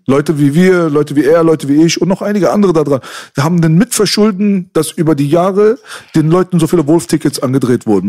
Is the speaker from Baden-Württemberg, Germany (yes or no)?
no; Berlin, Germany; uns Berlinern